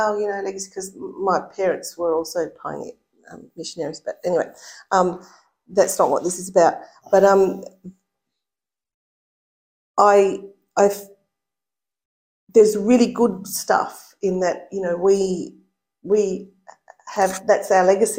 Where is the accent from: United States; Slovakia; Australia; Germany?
Australia; Noongarup, southwest of Western Australia; I was born in Noongarup, which is in the southwest of Western Australia.